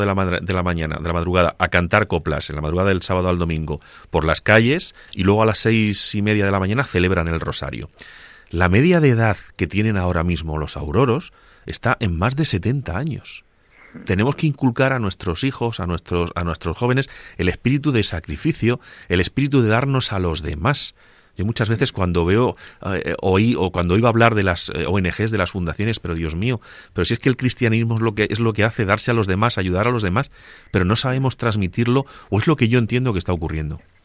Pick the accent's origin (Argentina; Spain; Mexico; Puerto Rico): Spain; Agudo, Castilla-La Mancha; yo soy de Agudo, de un pueblecito de Ciudad Real